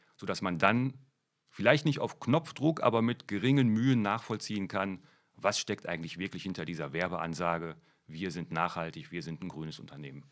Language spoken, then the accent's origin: German; Germany; bei uns in Deutschland